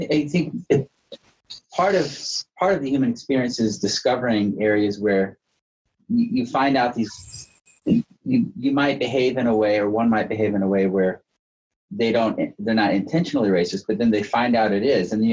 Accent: Alabama, United States; moved away; I grew up in Alabama, and I was at a friend's house in high school

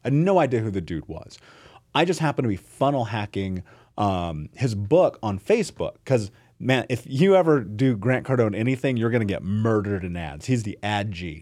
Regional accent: Indianapolis, Indiana, United States; I grew up in Indianapolis, in America, in the greatest fucking country in the world

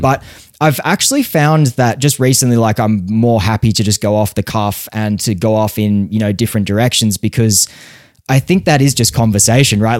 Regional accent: Australia; growing up in Australia

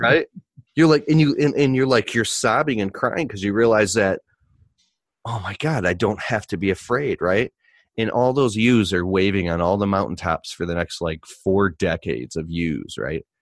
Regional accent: Michigan, United States; I'm from Michigan

